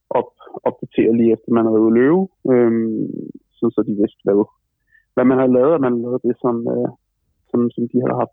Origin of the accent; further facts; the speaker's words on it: Copenhagen, Capital Region of Denmark, Denmark; moved away as an adult; now in Düsseldorf, Germany; man som københavner godt kan lide, øh, øh, er, er nede i København